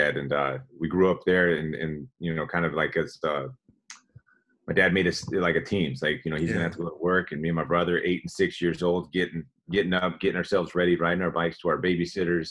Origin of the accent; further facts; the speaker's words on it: San Leandro, California, United States; I grew up in the Bay Area in the East Bay, actually, right south of Oakland, a city called San Leandro.